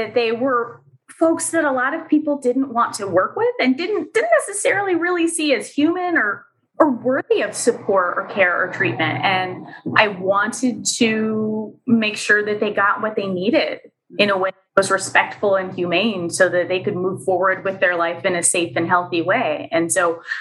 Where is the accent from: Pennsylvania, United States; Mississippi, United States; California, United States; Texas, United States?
Pennsylvania, United States; moved away as an adult; also born or lived in New Hampshire; came back to my home state of Pennsylvania